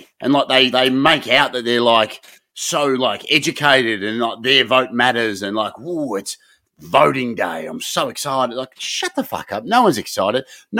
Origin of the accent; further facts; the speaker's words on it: Broadmeadows, Victoria, Australia; I'm from Broady. Okay. Yep. That's good. I live up the road, Briar Hill.